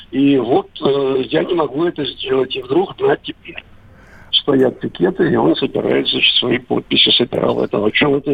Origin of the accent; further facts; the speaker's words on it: Moscow, Russia; Вообще-то я родился в Москве. В Москве. но честно говоря, большую часть жизни там в Москве. прожил именно там.